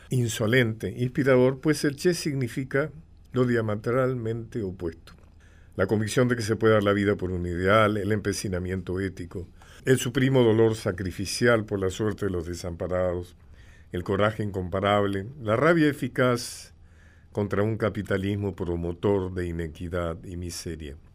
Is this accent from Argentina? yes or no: yes; Argentina; siendo ambos argentinos y pertenecientes a la misma clase social